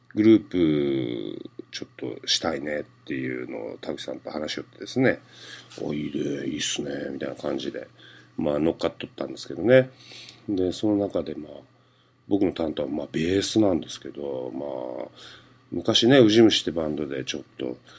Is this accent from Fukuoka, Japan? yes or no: yes; Fukuoka, Japan; accent: Hakata dialect; moved away; 自分の生まれ育った長住団地の歌があったりとかですね、そういう地元ネタバリバリでですねもう福岡の人が聞いたら